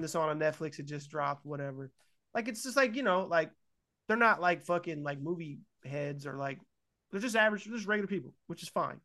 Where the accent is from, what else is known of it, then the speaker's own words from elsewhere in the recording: California, United States; moved away; also born or lived in Ohio; they moved to California. I was born in California